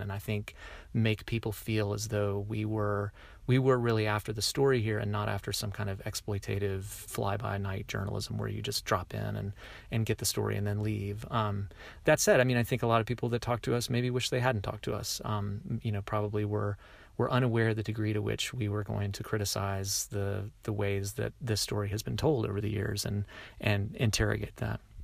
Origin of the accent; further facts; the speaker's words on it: the South, United States; I am a Southerner myself